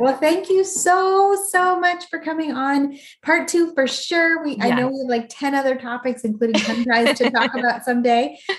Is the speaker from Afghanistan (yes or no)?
no; Canada; now in Texas, United States; I'm Canadian.